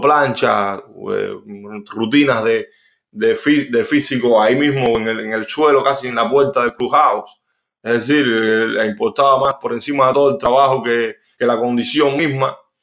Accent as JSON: {"language": "Spanish", "region": "Villa Clara", "country": "Cuba", "tie": "born or raised there", "said": "en el estadio de Villagara, donde, donde yo nací"}